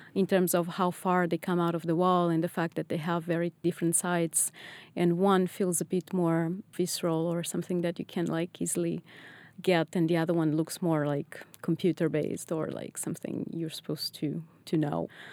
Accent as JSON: {"language": "English", "region": "Lisbon", "country": "Portugal", "tie": "born or raised there", "also_born_or_lived": "Netherlands / England", "moved": "as an adult", "lives_now": "Boston, United States", "said": "I was born in Lisbon, and after my undergrads, I decided to move to Holland"}